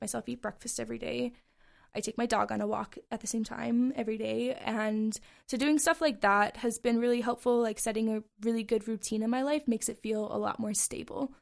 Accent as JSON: {"language": "English", "town": "Bozeman", "region": "Montana", "country": "United States", "tie": "born or raised there", "said": "this is my hometown"}